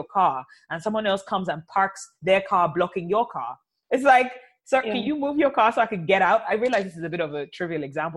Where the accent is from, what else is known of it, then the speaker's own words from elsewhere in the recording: Nigeria; I'm also from Nigeria where there's a lot of violence against women.